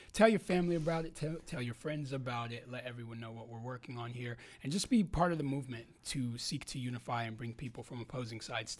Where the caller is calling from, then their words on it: San Diego, California, United States; I fly out here from California, from San Diego, California, for us to do this.